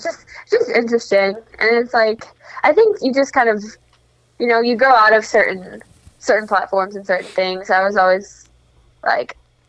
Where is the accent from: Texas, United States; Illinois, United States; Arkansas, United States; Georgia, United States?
Illinois, United States; Schaumburg; moved away as an adult; I lived here up until college, so this is where I grew up. Kind of, I'm not like from the city. I'm from Schaumburg, which is like a northwest suburb.